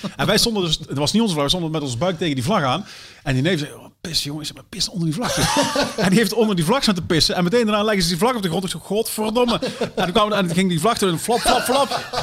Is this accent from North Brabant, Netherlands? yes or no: yes; Sterksel, North Brabant, Netherlands; Ik kom uit Sterksel